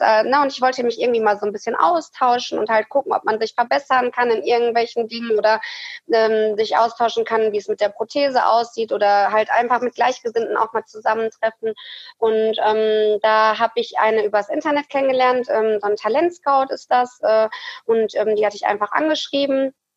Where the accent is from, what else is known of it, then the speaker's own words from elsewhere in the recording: Hattingen, North Rhine-Westphalia, Germany; ich komme aus Hattingen